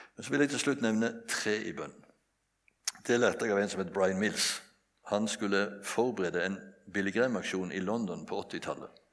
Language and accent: Norwegian; Bjerkreim, Rogaland, Norway; Jeg vokste opp på et bedehus hjemme i Bjerkreim